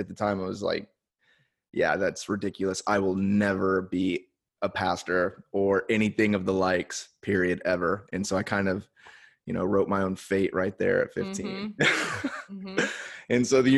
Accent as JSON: {"language": "English", "town": "Indianapolis", "region": "Indiana", "country": "United States", "tie": "born or raised there", "also_born_or_lived": "Miami, Florida / San Diego, California", "moved": "as an adult", "lives_now": "Oceanside, United States", "said": "I was born in Miami, and then when I was young, we moved to Indianapolis"}